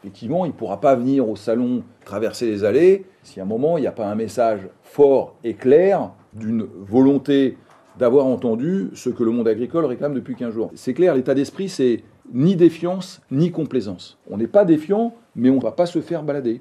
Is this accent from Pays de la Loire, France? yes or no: no; Muret, Occitania, France; moved away as an adult; also born or lived in Toulouse; now in Lisbon, Portugal; Je suis né à Toulouse, j'ai grandi à, à Muret